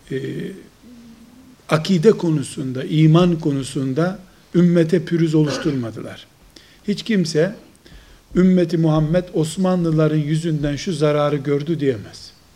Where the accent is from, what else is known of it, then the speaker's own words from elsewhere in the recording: Trabzon, Turkey; Kuzey Karadeniz'de Trabzonluyum